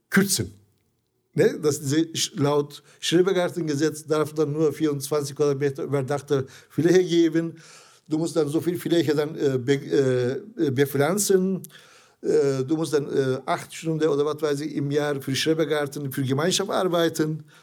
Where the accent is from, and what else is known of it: Zonguldak, Turkey; born or raised there; German is a second language; now in Essen, Germany